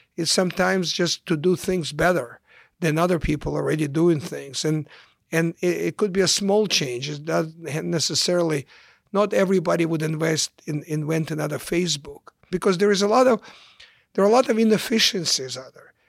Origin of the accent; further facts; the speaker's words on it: Ukraine; English is a second language; moved away as an adult; also born or lived in Kyiv, Ukraine / Chicago, United States; now in United States; I came to the United States in nineteen seventy-six as a refugee from the former Soviet Union, from Ukraine